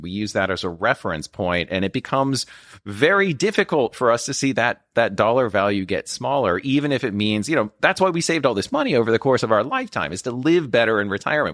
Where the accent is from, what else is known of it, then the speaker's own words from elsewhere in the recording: Midwest, United States; moved away; growing up in the Midwest